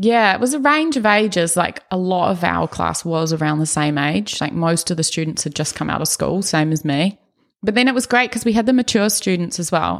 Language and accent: English; Auckland, New Zealand; accent: Brummie; also born or lived in Birmingham, England; moved to Auckland, New Zealand when I was five years old, me, my sister, my parents. And, yeah, grew up around Ellerslie area mostly